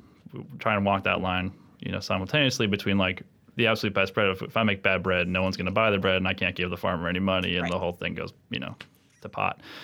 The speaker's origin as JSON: {"language": "English", "region": "upstate New York", "country": "United States", "moved": "yes", "said": "I'm from upstate New York originally"}